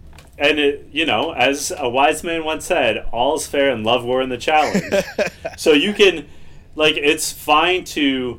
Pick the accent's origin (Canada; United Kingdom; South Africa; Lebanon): Canada; as a Canadian history major